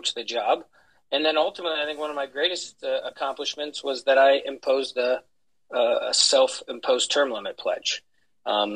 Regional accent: Pennsylvania, United States; I was elected as my one of my hometown councilmen when I was 21

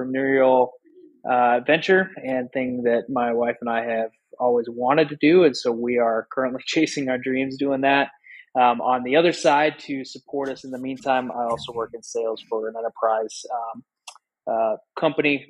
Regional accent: Sheridan, Wyoming, United States; moved away as an adult; my hometown of Sheridan, Wyoming

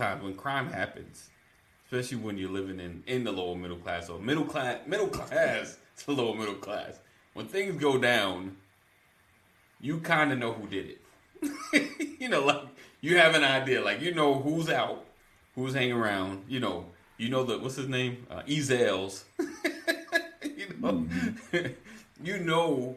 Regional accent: New York, United States; growing up in New York

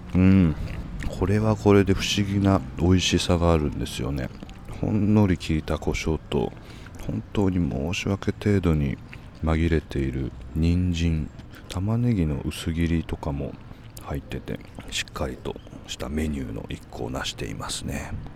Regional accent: Kodaira, Tokyo, Japan; 僕が生まれ育った町

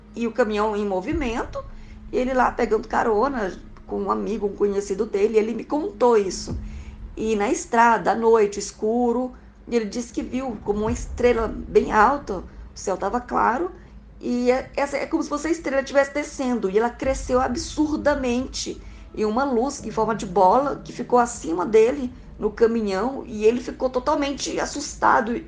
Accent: Goiânia, Goiás, Brazil; sou de Goiânia, Goiás

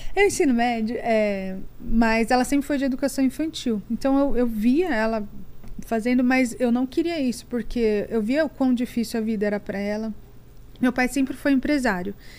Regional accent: Barueri, São Paulo, Brazil; now in United States; Eu nasci em São Paulo, na, é, morei na Lapa meus dois primeiros anos, mas minha vida inteira e minha família inteira é de Barueri, daqui da Grande São Paulo

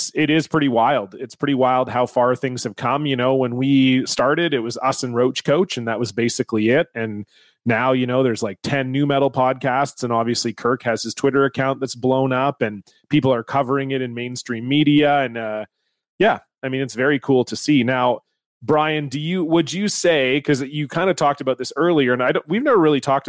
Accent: Canada; fellow Canadian.

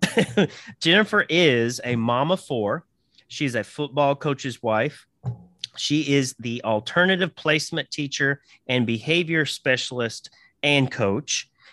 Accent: Southern Indiana, United States; moved away as an adult; I was born in Southern in- Indiana, excuse me, and I lived there for about 20 years or so

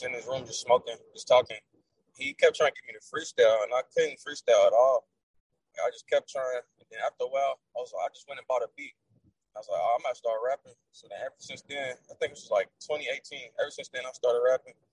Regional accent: Louisville, Kentucky, United States; I'm from Louisville, Kentucky. I'm 22 years old

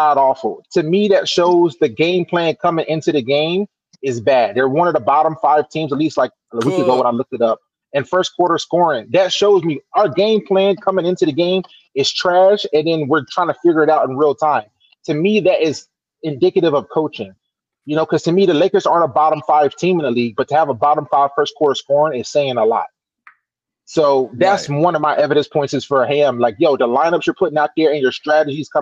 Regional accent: North Carolina, United States; I'm actually from North Carolina myself

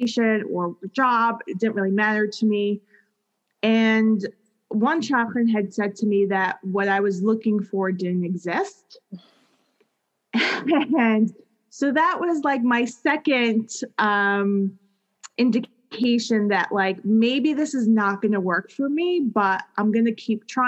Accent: New York City, New York, United States; I grew up in Queens, New York

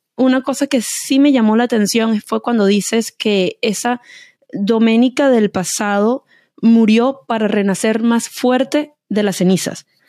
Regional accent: Venezuela; como diríamos en Venezuela

